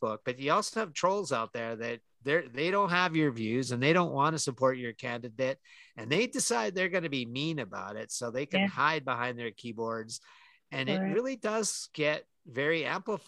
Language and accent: English; Canada; I'm Canadian